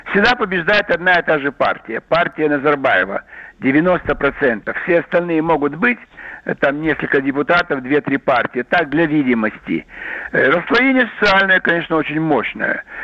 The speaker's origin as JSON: {"language": "Russian", "region": "Almaty", "country": "Kazakhstan", "tie": "born or raised there", "said": "Это все, вот даже мой родной город Алмата назывался Верный."}